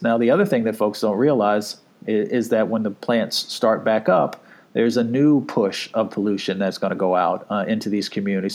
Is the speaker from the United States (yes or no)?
yes; Appalachia, United States; I come from Appalachia.